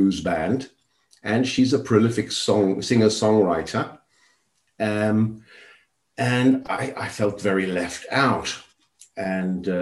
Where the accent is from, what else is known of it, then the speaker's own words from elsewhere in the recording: Johannesburg, Gauteng, South Africa; now in Spain; I was born and raised in Johannesburg, South Africa, during the apartheid regime.